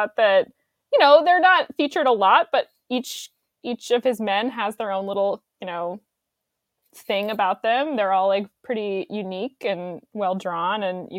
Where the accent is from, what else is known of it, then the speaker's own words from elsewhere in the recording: Utah, United States; moved away; also born or lived in Los Angeles; I was born there, yeah. So I'm from the West Coast